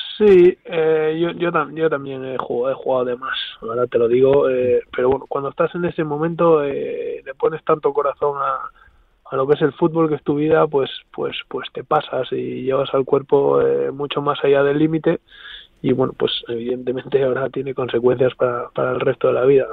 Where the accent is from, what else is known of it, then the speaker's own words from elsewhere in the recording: Spain; Estamos cuatro españoles allí